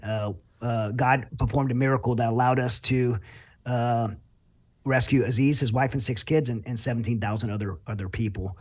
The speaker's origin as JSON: {"language": "English", "region": "Louisiana", "country": "United States", "tie": "born or raised there", "moved": "yes", "lives_now": "Texas, United States", "said": "I grew up in Louisiana"}